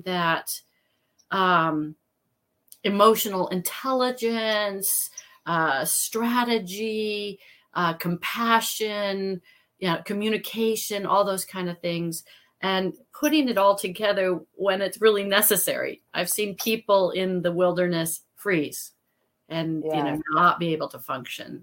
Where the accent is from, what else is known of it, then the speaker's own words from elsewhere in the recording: Midwest, United States; I came from the Midwest and ran around and, you know, played in streams